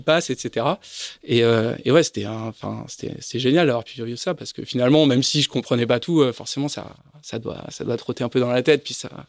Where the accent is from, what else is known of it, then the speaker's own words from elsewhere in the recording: Paris, Île-de-France, France; on se retrouve deux Parisiens